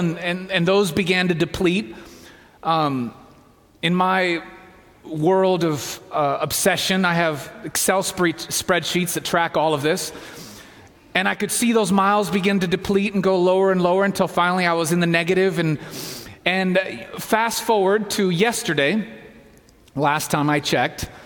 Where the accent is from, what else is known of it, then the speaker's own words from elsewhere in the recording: Southeast, United States; moved away as an adult; now in Walla Walla, United States; I'm from the Southeast, went to school up the road